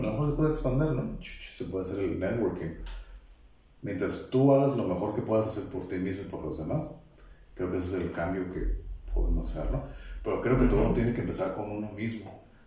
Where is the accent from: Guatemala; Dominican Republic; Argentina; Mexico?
Mexico; somos mexicanos, pertenecemos